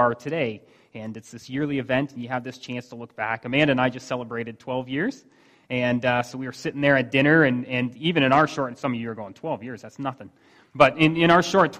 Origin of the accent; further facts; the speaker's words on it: Wasaga Beach, Ontario, Canada; We're from Wasaga Beach